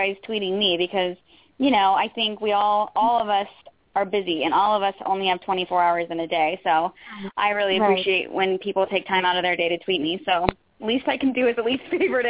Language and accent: English; Roanoke, Virginia, United States; moved away; I moved out here from Roanoke, Virginia, thinking I was going to be I knew to move out here I was going to be an actress